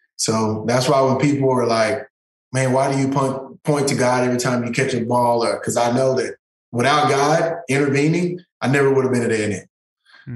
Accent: East Texas, United States; I grew up in East Texas, one of the toughest neighborhoods in East Texas in Chapel Hill

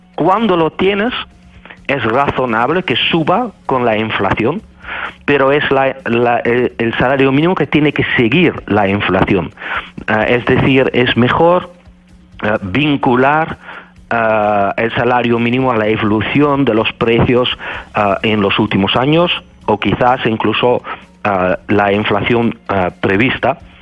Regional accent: Netherlands; Spanish is a second language; moved away as an adult; now in Spain; soy un holandés que vive desde 2001 y enseño en, en España

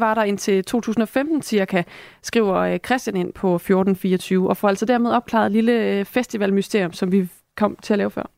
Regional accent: Esbjerg, Southern Denmark, Denmark; moved away; Det er jo min fødeby

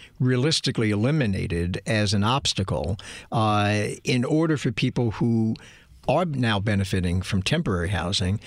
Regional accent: New York City, New York, United States; now in Los Angeles, United States; growing up in New York City

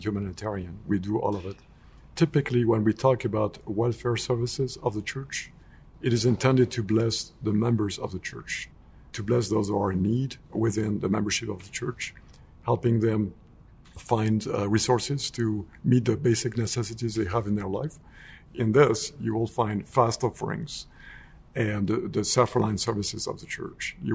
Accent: France; moved away; I grew up in France, as a young man

